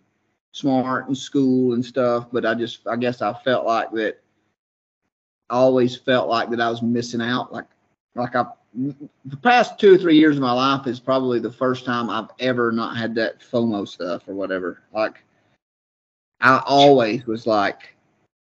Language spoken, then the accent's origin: English; Georgia, United States; I'm from Georgia